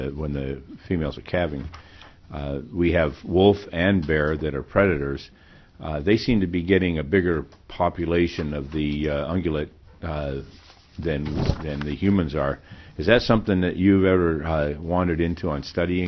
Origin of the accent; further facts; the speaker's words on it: Nenana, Alaska, United States; my hometown, Nenana